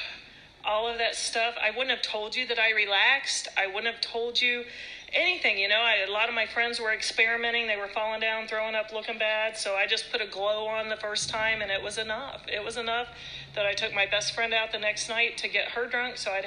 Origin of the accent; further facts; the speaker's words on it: Ohio, United States; also born or lived in California; I grew up in Ohio.